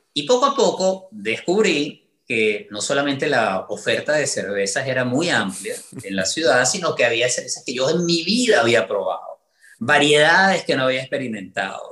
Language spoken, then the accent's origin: Spanish; Venezuela; moved away as an adult; now in United States; la misma cantidad de tiempo de la que viví en Venezuela